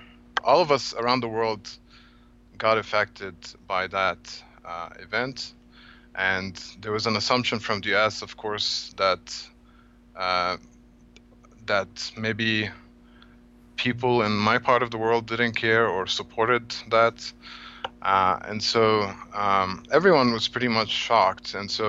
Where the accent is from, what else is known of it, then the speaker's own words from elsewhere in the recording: Cairo, Cairo Governorate, Egypt; moved away; I'm originally from Egypt. I was born and grew up in Cairo.